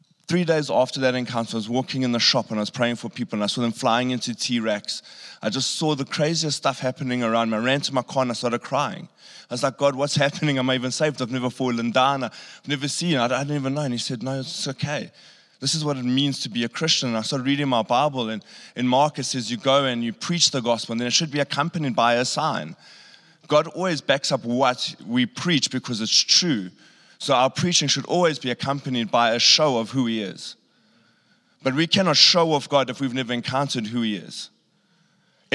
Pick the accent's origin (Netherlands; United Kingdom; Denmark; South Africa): South Africa; Pofadder, Northern Cape; You know, because I grew up in Pofad, if anyone knows where that is.